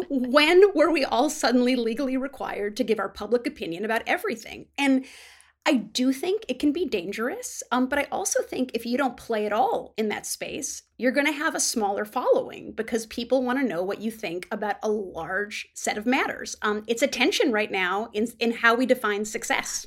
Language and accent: English; Midwest, United States; as a Midwesterner